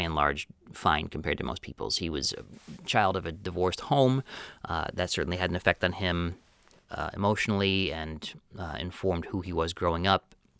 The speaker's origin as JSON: {"language": "English", "region": "Wisconsin", "country": "United States", "tie": "born or raised there", "said": "growing up in Wisconsin, where I didn't want to be in the small town"}